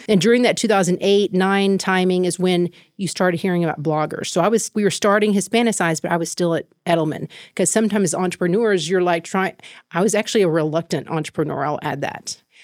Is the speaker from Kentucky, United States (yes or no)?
no; Waco, Texas, United States; moved away as an adult; also born or lived in Thailand; I'm a native from Waco, Texas. I grew up there, Mexican American family